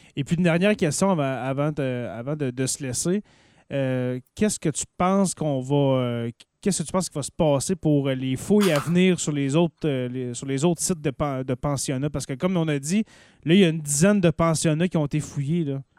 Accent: Lorrainville, Quebec, Canada; au village de Lorrainville au Timskamingue, mon coin de pays

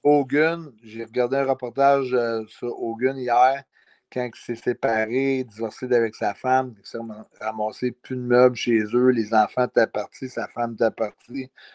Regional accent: Canada; on est Canadien

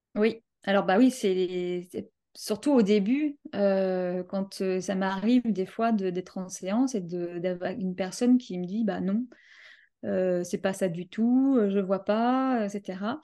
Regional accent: Paris, Île-de-France, France; je viens de Paris. Euh, je suis euh, française, donc de Paris.

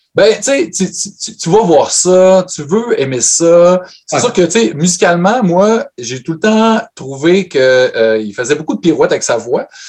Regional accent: Saguenay, Quebec, Canada; moved away; also born or lived in Montreal; je viens de Chicoutimi.

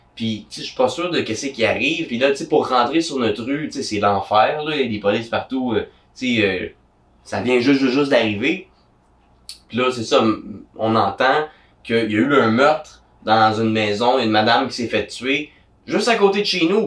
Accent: Gatineau, Quebec, Canada; je viens de Gatineau

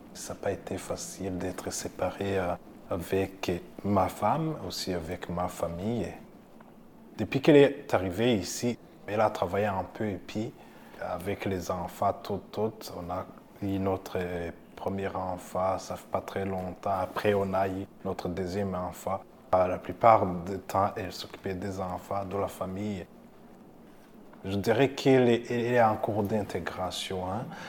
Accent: Burundi; moved away as an adult; now in Canada; J'ai fait l'école secondaire au Burundi, le primaire et secondaire, et à l'université aussi.

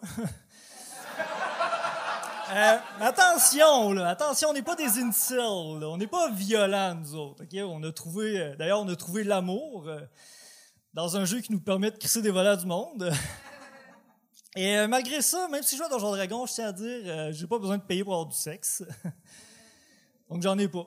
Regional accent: Port-Cartier, Quebec, Canada; now in Quebec City, Canada; J'ai grandi à Port-Cartier, ça fait 15 ans que j'étais à Québec.

